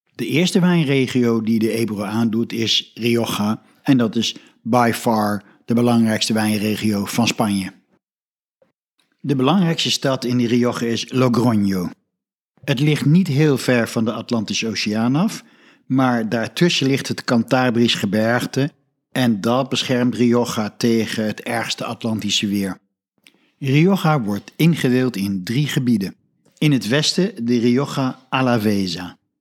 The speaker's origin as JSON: {"language": "Dutch", "country": "Netherlands", "said": "als Nederlander"}